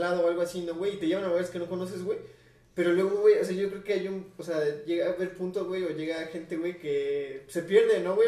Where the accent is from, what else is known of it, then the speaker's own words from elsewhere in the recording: Mexico City, Mexico; yo como chilango